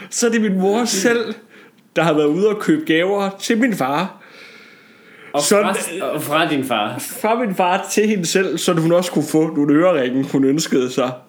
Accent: Jutland, Denmark; jeg tror, da jeg var hjemme i øh, Jylland til jul, det siger måske meget om der, hvor jeg kommer fra, ja.

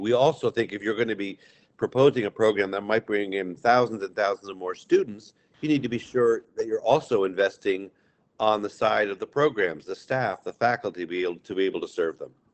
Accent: Amherst, Massachusetts, United States; I grew up in Amherst and watched the Fine Arts Center rise

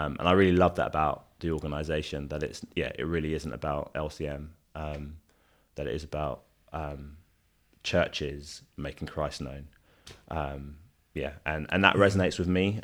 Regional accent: London, United Kingdom; I'm Nigerian Londoner

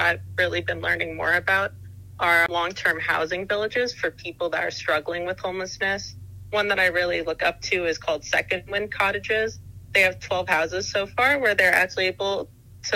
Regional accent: New Jersey, United States; moved away; I grew up in New Jersey, which is very close to New York, so it was kind of something that I was used to seeing from a young age

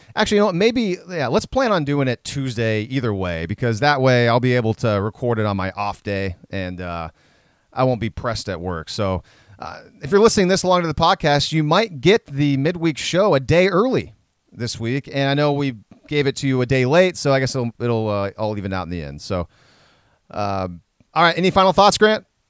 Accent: Minnesota, United States; we're from Minnesota

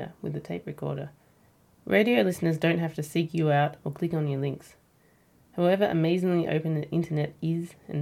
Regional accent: Ballarat, Victoria, Australia; I grew up in Ballarat

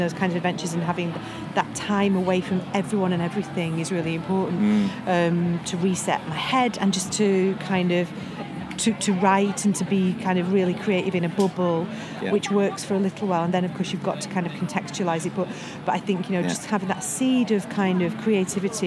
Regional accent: Manchester, North West England, United Kingdom; born or raised there; moved away as an adult; also born or lived in Bury / Prestwich; now in London, United Kingdom

